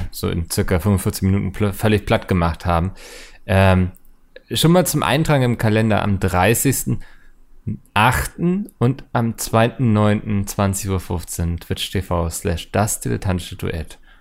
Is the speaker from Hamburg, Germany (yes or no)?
yes; Hamburg, Germany; ich habe tatsächlich die ähm, touristischen Postkarten meiner Heimat designt